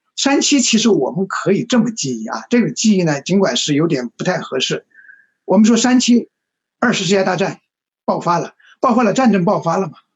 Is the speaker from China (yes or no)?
yes; Chongqing, China; now in Beijing, China; 我是北京人，我，但是我是重，重庆人